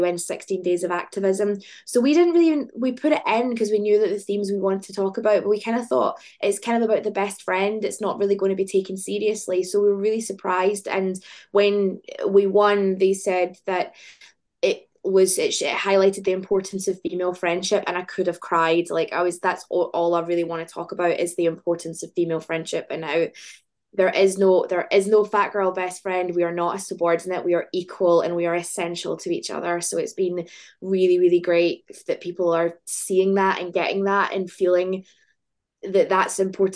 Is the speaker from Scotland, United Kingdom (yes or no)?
yes; Glasgow, Scotland, United Kingdom; Glasgow, which is like my hometown. I've lived here my whole life.